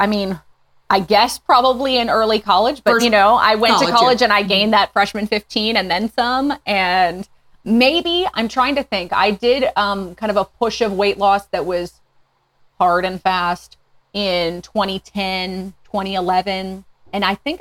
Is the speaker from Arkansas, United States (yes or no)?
no; Northwest Indiana, United States; moved away as an adult; now in Fort Smith, United States; I grew up in Northwest Indiana, but my mom is from Minnesota and my dad's from Germany